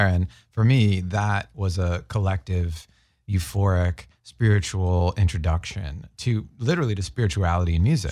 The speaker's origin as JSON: {"language": "English", "town": "Boston", "region": "Massachusetts", "country": "United States", "tie": "born or raised there", "said": "growing up in Boston"}